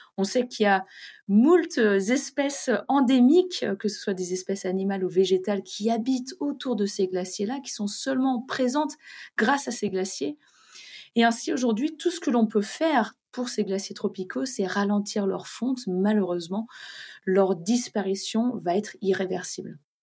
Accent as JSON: {"language": "French", "country": "France", "said": "chez nous en France"}